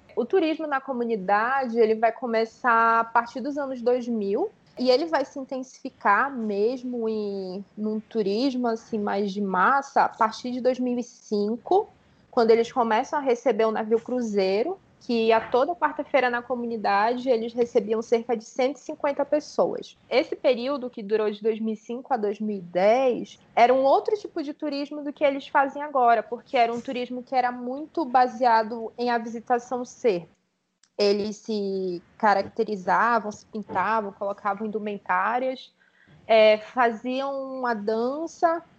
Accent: Manaus, Amazonas, Brazil; moved away as an adult; now in São Paulo, Brazil; eu sou manauara, né? Sou nascida e criada no Amazonas. Eu vim para São Paulo, né, para fazer o mestrado

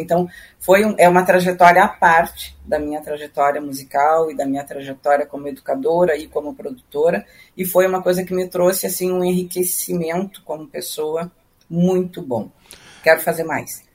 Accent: Passo Fundo, Rio Grande do Sul, Brazil; moved away as an adult; also born or lived in Rio de Janeiro; now in Porto Alegre, Brazil; eu morava na minha cidade natal, em Passo Fundo

